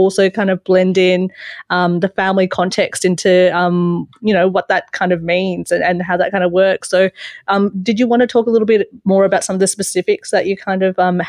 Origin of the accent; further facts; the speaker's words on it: Sydney, New South Wales, Australia; moved away as an adult; now in Melbourne, Australia; I grew up in Western Sydney